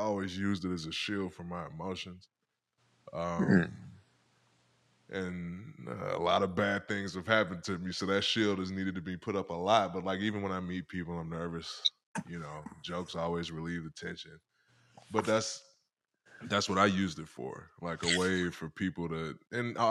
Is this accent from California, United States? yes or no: no; Detroit, Michigan, United States; moved away; I grew up in Detroit, Michigan